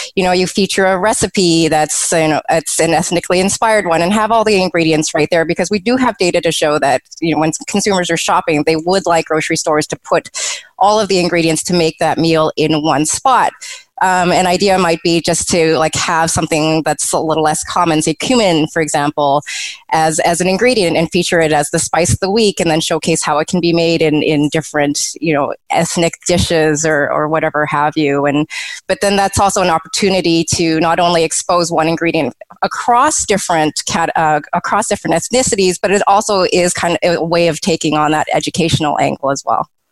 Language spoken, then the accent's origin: English; Canada; a second generation Canadian who was born and raised in Canada